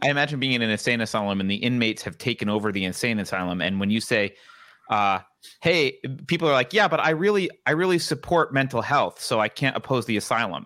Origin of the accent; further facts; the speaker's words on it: New York, United States; moved away; I grew up in New York